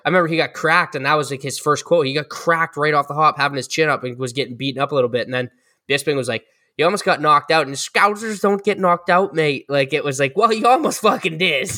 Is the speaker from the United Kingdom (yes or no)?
no; Canada; as Canadian guys